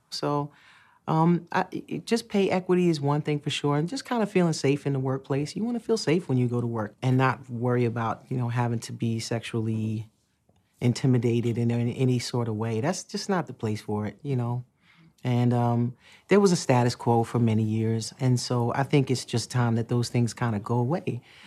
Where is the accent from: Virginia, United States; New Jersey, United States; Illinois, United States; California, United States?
New Jersey, United States; Newark; also born or lived in Irvington, New Jersey / East Orange, New Jersey; I grew up in Newark, New Jersey, in Irvington and the East Orange